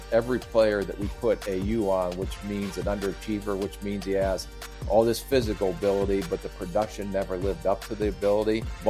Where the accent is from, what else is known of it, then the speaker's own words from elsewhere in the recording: Canton, Ohio, United States; And we grew up in Canton, Ohio. My dad was a high school football coach.